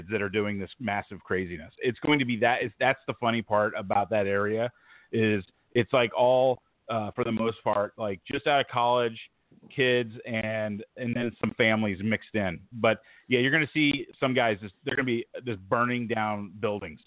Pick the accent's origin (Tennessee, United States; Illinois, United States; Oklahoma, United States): Oklahoma, United States; I grew up in Oklahoma